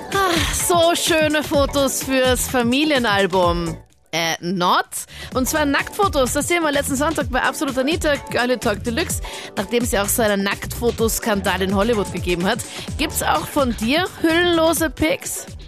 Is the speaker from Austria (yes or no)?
yes; Linz, Upper Austria, Austria; Ich komme zwar aus Linz und ich war vor zehn Jahren auch in Linz